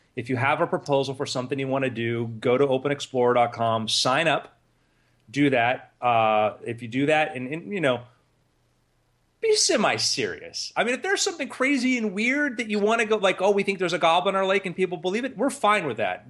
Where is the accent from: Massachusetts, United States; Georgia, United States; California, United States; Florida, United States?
Florida, United States; South; Justin and I grew up in South Florida